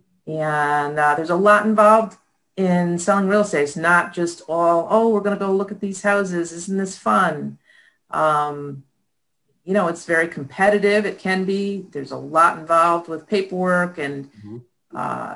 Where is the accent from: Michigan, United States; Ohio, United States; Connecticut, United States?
Connecticut, United States; moved away as an adult; also born or lived in Clifton Park, New York; I grew up in Connecticut